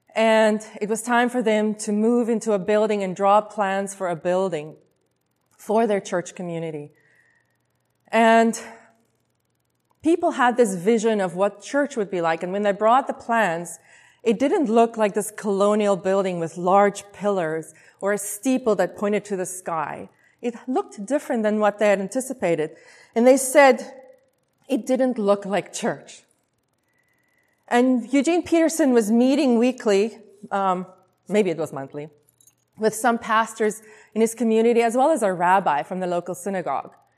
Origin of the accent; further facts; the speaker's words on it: South Africa; moved away as an adult; also born or lived in Taiwan; now in Vancouver, Canada; I was born and raised in South Africa